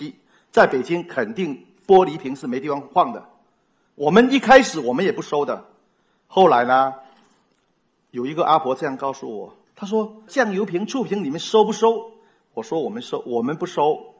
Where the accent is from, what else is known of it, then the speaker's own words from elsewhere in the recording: Fujian, China; 我们闽南人有个爱拼才会赢。